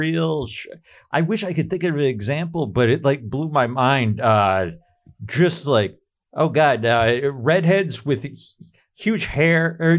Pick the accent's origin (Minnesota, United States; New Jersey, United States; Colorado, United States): Minnesota, United States; Minneapolis; I'm from Minneapolis, Minnesota.